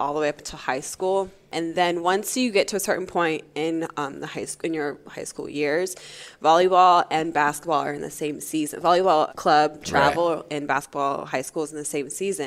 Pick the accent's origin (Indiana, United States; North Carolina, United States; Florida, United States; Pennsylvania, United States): North Carolina, United States; also born or lived in Toronto; we grew up in North Carolina. I was born there.